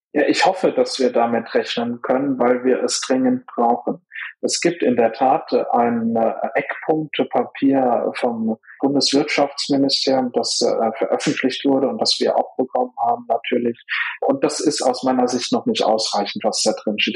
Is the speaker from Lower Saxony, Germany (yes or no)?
no; Saarland, Germany; ich kann als Saarländer sagen